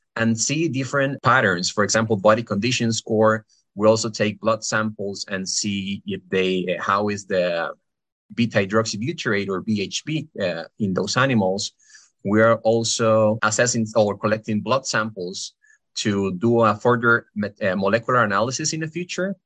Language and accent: English; Costa Rica; moved away as an adult; now in Pennsylvania, United States; I am from Costa Rica.